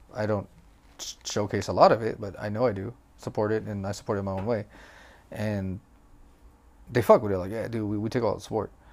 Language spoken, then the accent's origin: English; Philippines; English is a second language; I'm Filipino. So obviously English is not good.